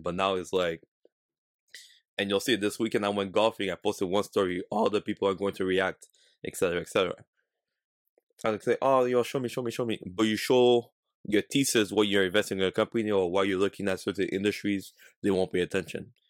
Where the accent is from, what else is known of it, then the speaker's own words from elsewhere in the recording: Canada; we're from Canada, that we're not from, like, a big city like New York, Miami